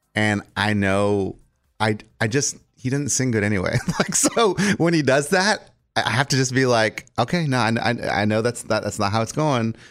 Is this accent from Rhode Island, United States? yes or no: no; Texas, United States; now in Nashville, United States; I'm from Texas